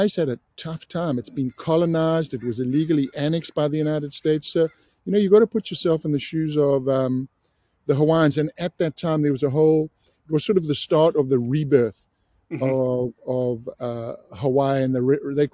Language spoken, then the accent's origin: English; South Africa; I grew up in South Africa, I was 16